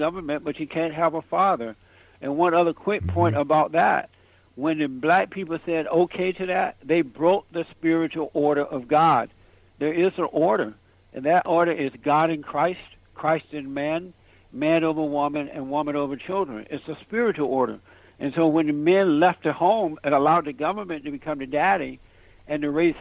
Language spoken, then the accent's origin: English; Alabama, United States; now in Los Angeles, United States; I grew up on a plantation down in Alabama. I grew up under the Jim Crow laws. I'm in Los Angeles, California now